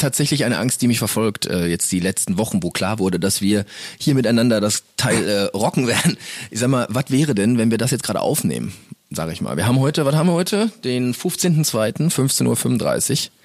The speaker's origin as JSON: {"language": "German", "town": "Castrop-Rauxel", "region": "North Rhine-Westphalia", "country": "Germany", "said": "Wir kommen hier so aus Kastrop-Rauxel. Das ist die schöne Stadt in der der wir wohnhaft sind."}